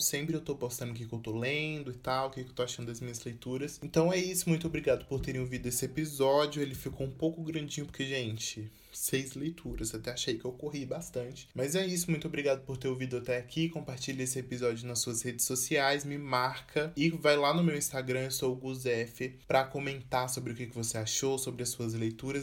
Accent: Brazil

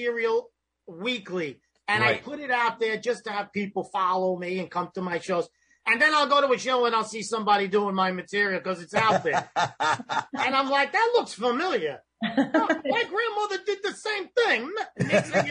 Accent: New York City, New York, United States; I was born on Avenue A and 13th Street

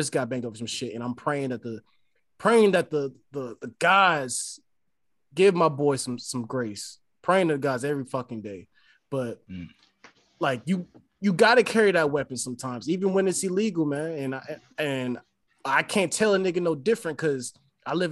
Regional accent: California, United States; now in Atlanta, United States; I come from Cali

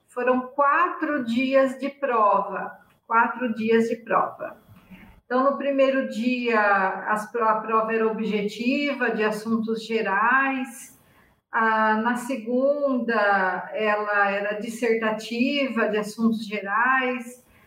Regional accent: Iacanga, São Paulo, Brazil; moved away as an adult; also born or lived in Curitiba / Bauru; Iacanga, que é a cidade onde eu nasci

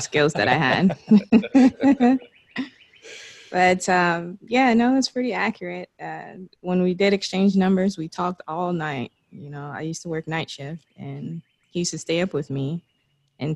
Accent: Lakeland, Florida, United States; also born or lived in Miami / Tampa; I grew up in Lakeland.

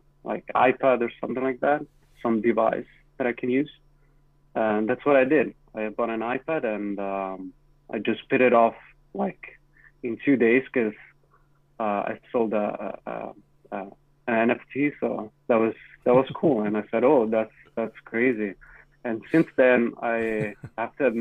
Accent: Italy; now in Toronto, Canada; But I'm from Italy, and that's where I'm going to travel in 2 weeks, going back for a year

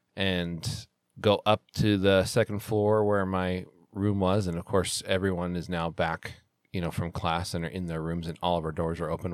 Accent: Salt Lake City, Utah, United States; I flew home in February of 2002 for the Olympic Games because they were here in Salt Lake

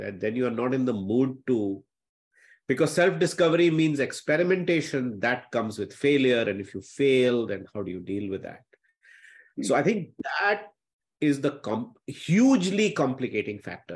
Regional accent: Patna, Bihar, India; I'm still the boy from the small town. Uh, I grew up in Patna

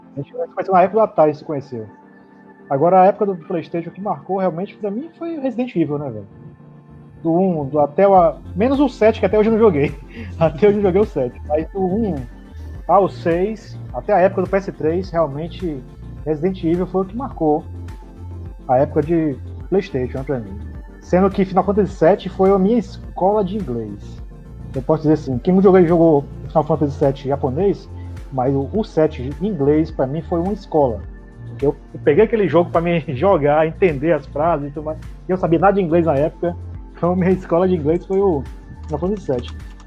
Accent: Fortaleza, Ceará, Brazil; now in Salvador, Brazil; Eu moro em Salvador, sou de, sou de Fortaleza também, mas moro em Salvador há tem porra, quase 20 anos

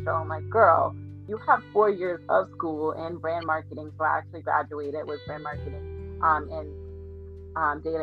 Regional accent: Boston, Massachusetts, United States; I'm from Boston, Massachusetts

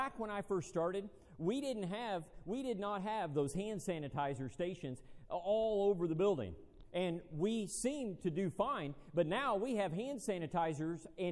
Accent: United States; being an American

